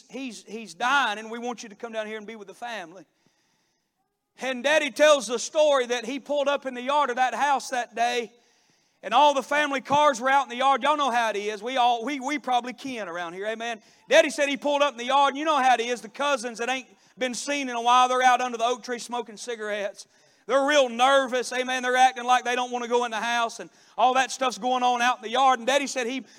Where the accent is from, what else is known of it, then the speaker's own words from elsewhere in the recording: Cornelia, Georgia, United States; also born or lived in Daytona Beach, Florida; My dad has a successful construction business back in my hometown, and he built a house when I was in high school for a very, very successful company business there in Cornelia, Georgia